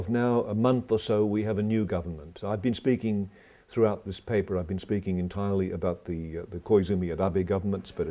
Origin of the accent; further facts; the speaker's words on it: Australia; I come from Australia